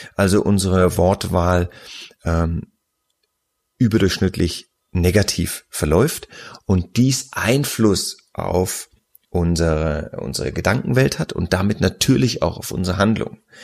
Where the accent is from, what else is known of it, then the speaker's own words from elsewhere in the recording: Nuremberg, Bavaria, Germany; ich ja als gebürtiger Nürnberger